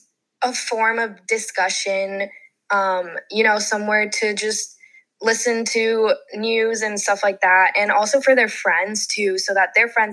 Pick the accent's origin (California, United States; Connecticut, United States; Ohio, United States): California, United States; San Jose; moved away as an adult; I'm from the Bay Area. I went to a high school in Almaden Valley in South San Jose called Leland